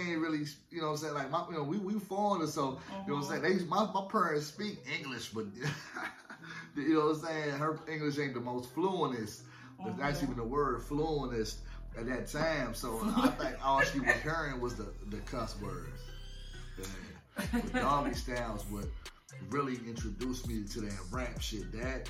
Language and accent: English; Afghanistan; being that I'm originally from Afghanistan, when it comes to these bars, I know I'm an animal.